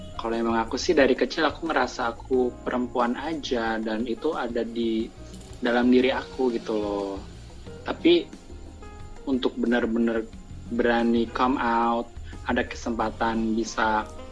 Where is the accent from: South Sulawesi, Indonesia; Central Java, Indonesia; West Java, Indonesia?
Central Java, Indonesia; Surakarta; now in Jakarta, Indonesia; aku merantau ke Jakarta oh by aku dari Solo